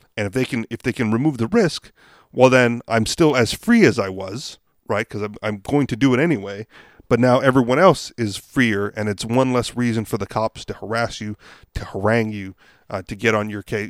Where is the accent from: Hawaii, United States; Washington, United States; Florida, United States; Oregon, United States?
Hawaii, United States; I grew up in Hawaii